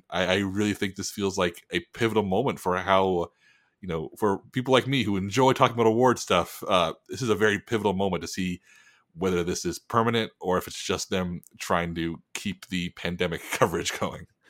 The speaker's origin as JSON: {"language": "English", "town": "San Antonio", "region": "Texas", "country": "United States", "tie": "born or raised there", "said": "my hometown of San Antonio"}